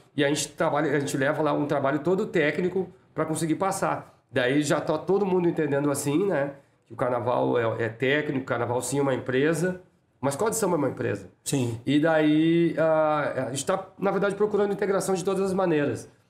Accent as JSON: {"language": "Portuguese", "town": "Porto Alegre", "region": "Rio Grande do Sul", "country": "Brazil", "tie": "born or raised there", "said": "Eu sou nascido e criado ali na, na Vila Jardim, muito que... perto ali da, da Copacabana"}